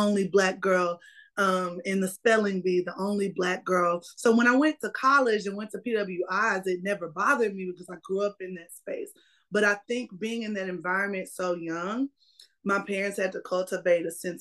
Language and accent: English; Sulphur Springs, Texas, United States; now in Fort Worth, United States; I was born and raised in East Texas in a town called Sulphur Springs.